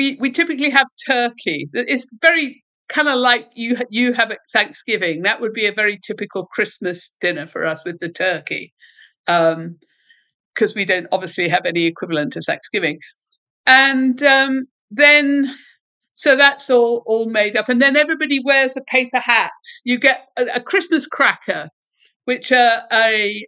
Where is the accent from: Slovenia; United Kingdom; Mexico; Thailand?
United Kingdom; Kent, South East England; also born or lived in Dublin, Ireland; I grew up in the southeast in Kent, which is a county that's south of London